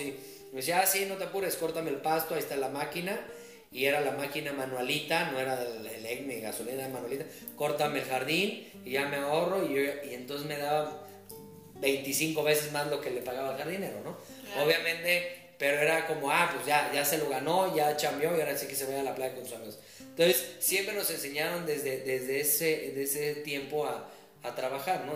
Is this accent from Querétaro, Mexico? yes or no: yes; Querétaro, Mexico; also born or lived in Mexico City; nací en la Ciudad de México, pero llevo prácticamente toda mi vida viviendo aquí en Querétaro. Yo llegué de un año